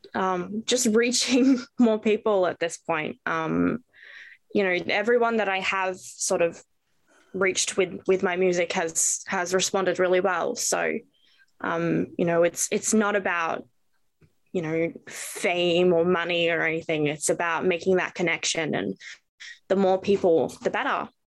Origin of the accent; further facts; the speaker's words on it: Melbourne, Victoria, Australia; I am from Melbourne, Australia.